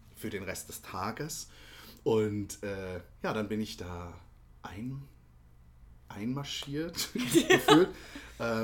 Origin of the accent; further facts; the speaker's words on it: Ketsch, Baden-Württemberg, Germany; moved away; eigentlich komme ich aus Süddeutschland, aus oh. der Nähe von Mannheim und Heidelberg